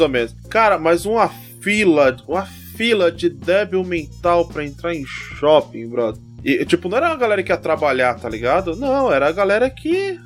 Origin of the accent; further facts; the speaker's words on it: Brazil; eu mesmo que moro aqui, sou brasileiro